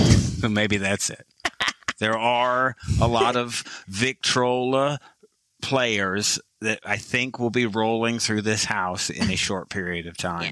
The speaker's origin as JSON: {"language": "English", "region": "Michigan", "country": "United States", "tie": "born or raised there", "said": "I was born in Michigan and I was a kid in Michigan"}